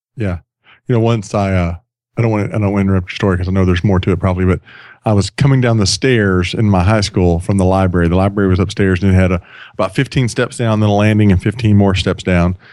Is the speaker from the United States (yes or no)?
yes; Sweeny, Texas, United States; now in Atlanta, United States; I grew up on the Gulf Coast of Texas.